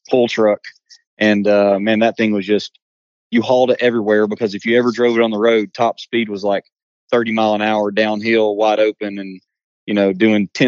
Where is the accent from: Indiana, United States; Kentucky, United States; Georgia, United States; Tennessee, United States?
Tennessee, United States; Johnson City; So Gatlinburg is only about 45 minutes I guess, west of me.